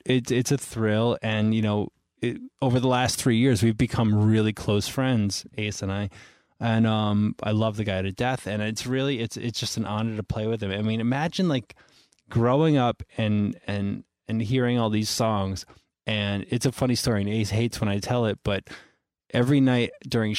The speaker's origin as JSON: {"language": "English", "region": "New York", "country": "United States", "tie": "born or raised there", "also_born_or_lived": "Florida", "said": "I was born in New York, moved to Florida. Excuse me. Moved back to New York when I was about 10"}